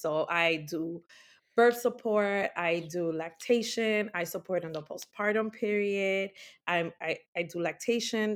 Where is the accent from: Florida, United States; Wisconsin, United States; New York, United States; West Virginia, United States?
New York, United States; New York City; also born or lived in Bronx, New York; I'm an Afro-Latina, born and raised in the Heights